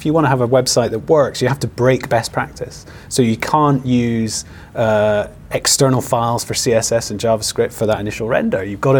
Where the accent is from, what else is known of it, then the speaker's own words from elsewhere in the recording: Aberdeen, Scotland, United Kingdom; now in Edinburgh, United Kingdom; I'm actually from Aberdeen, but I live in Edinburgh.